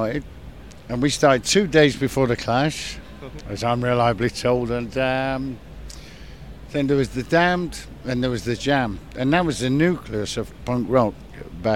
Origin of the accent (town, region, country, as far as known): Manchester, North West England, United Kingdom